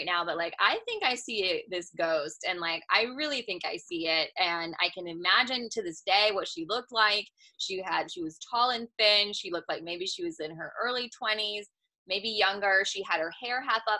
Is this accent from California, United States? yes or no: yes; California, United States; now in Georgia, United States; I'm from California